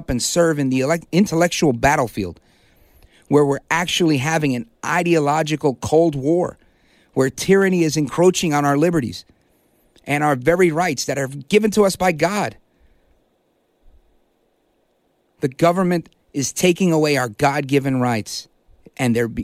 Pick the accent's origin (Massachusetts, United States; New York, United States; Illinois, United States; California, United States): New York, United States; New York City; first language English; moved away; also born or lived in New Jersey; I was born in Brooklyn, New York, and then I moved to Jersey